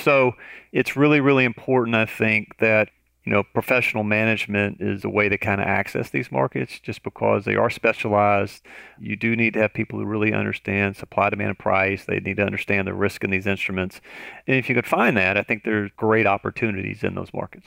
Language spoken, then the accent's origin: English; Tennessee, United States; moved away; I'm originally from Tennessee.